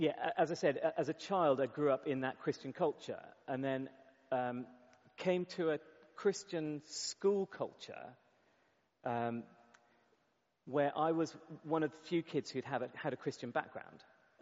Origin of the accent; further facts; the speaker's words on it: England, United Kingdom; So as an English person, it was at times really difficult to be recognized for school sports, to be recognized for responsibilities